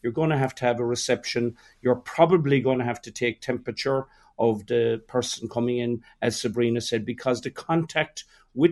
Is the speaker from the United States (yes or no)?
no; Ireland; we're Irish.